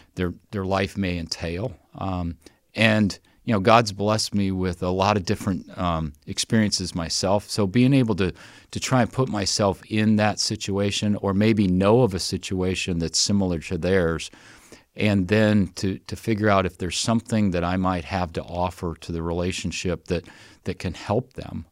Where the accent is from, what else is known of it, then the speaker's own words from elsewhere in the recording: Wanatah, Indiana, United States; moved away; I grew up in Northwest Indiana and grew up in a little community, um, by the name of Wanataw